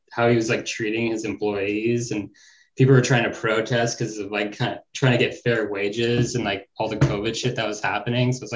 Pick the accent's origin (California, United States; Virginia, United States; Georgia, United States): California, United States; Northern; I grew up like in Northern California